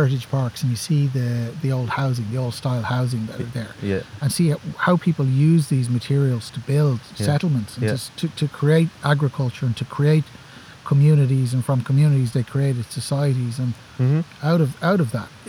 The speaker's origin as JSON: {"language": "English", "town": "Dublin", "region": "County Dublin", "country": "Ireland", "tie": "born or raised there", "said": "I grew up in Dublin. Like lots of people probably listen to this, I grew up in a housing estate in Dublin."}